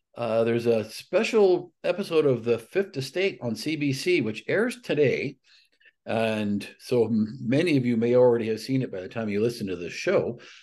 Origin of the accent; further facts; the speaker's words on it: Alberta, Canada; moved away as an adult; someone who was born and raised in Alberta, and I left Alberta at, just before my thirty-second